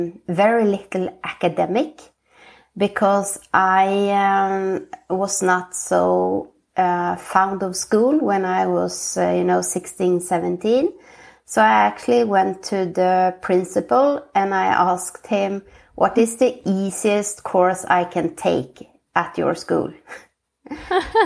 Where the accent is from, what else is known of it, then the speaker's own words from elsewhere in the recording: Västerås, Västmanland, Sweden; moved away as an adult; also born or lived in Asia Pacific / Finland (parents); now in Oslo, Norway; I'm born and brought up in Sweden in a small town called Västerås near Stockholm